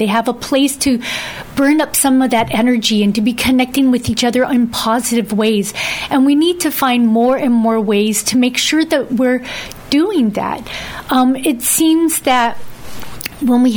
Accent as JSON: {"language": "English", "town": "Dededo", "country": "Guam", "tie": "born or raised there", "said": "I grew up in Santa Monica, Santa Barbara area of Dedado"}